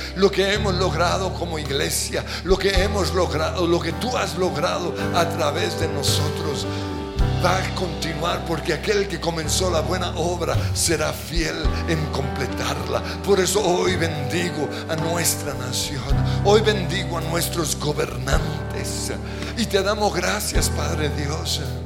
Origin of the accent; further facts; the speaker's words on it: Colombia; Somos colombianos